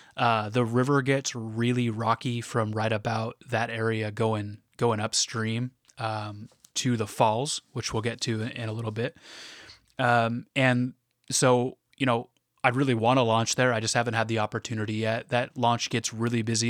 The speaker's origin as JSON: {"language": "English", "town": "Portland", "region": "Oregon", "country": "United States", "said": "I'm from the Portland area in Oregon"}